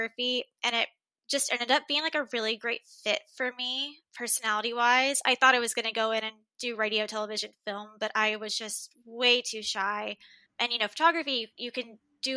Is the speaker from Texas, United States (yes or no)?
yes; Dallas, Texas, United States; born and raised in Dallas.